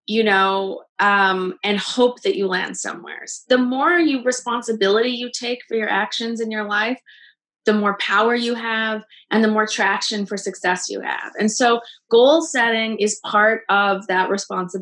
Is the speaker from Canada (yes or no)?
yes; Canada; now in Los Angeles, United States; I came down to Los Angeles. I'm Canadian